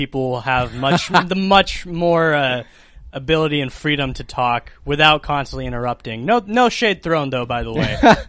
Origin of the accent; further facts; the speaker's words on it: Watauga, Texas, United States; I'll be moving from my hometown in Watauga to Dallas for educational purposes.